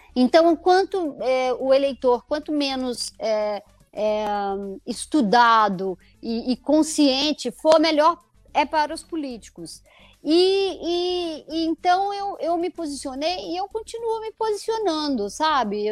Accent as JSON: {"language": "Portuguese", "town": "Conselheiro Lafaiete", "region": "Minas Gerais", "country": "Brazil", "tie": "born or raised there", "also_born_or_lived": "Belo Horizonte", "moved": "as an adult", "lives_now": "São Paulo, Brazil", "said": "é a cidade onde eu nasci"}